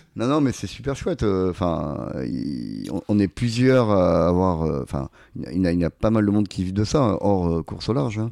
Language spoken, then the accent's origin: French; Arcachon, Nouvelle-Aquitaine, France; quand j'étais gamin, j'ai grandi à Arcachon